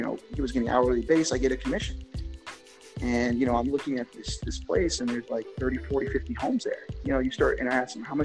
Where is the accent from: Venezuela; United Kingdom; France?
Venezuela; Barquisimeto, Lara; now in United States; I lived with my grandparents in, it's called the Barquisimeto, Venezuela.